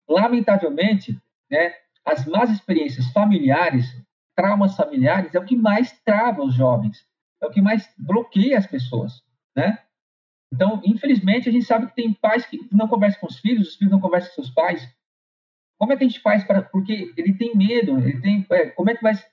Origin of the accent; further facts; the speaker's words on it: São Paulo, Brazil; also born or lived in Rio de Janeiro; nós viemos, nós somos de São Paulo para o Rio.